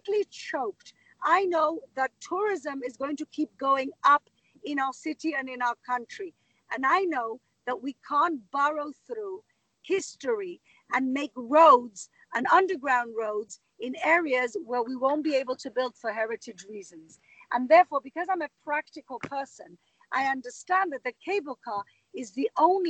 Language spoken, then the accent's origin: English; Gibraltar; now in Jerusalem, Israel; I grew up in Gibraltar